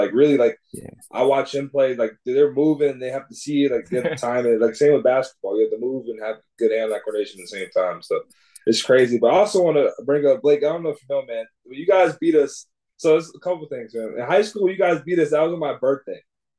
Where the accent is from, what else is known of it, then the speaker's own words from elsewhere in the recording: Durham, North Carolina, United States; also born or lived in Raleigh, North Carolina; Even though I'm from Durham, I went to school in Raleigh